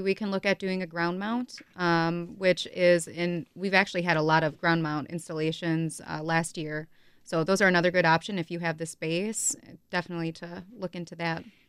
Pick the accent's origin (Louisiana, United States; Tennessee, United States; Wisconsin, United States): Wisconsin, United States; Neosho; also born or lived in Hartford, Wisconsin; I grew up in, like, Neosho area